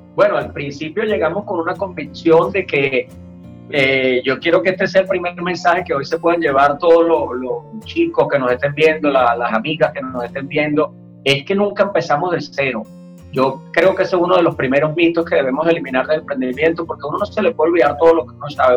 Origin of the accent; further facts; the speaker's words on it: Venezuela; yo como venezolano